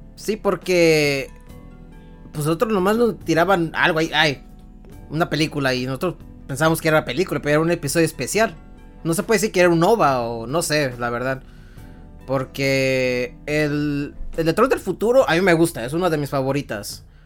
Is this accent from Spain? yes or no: no; Mexico; soy mexicano que creció con las cancioncitas icónicas de Dragon Ball